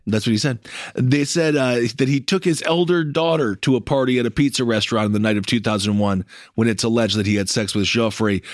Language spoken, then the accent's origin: English; United States; as an American